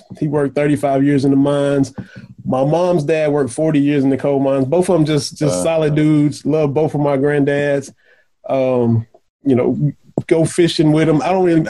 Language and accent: English; Lynch, Kentucky, United States; I was born in Lynch, Kentucky. And like you said, you had some Eastern Kentucky representation in here. Jamie Boggs was up in here. He's from Putney, Kentucky. I'm from Lynch. We're both Harlan County guys.